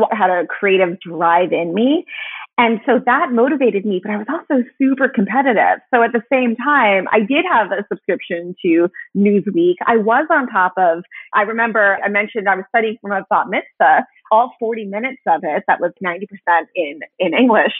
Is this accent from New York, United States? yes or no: yes; Hopewell Junction, New York, United States; moved away as an adult; also born or lived in Upper West Side, New York City; I grew up in this town, which is it's a lovely town about an hour and a half north of the city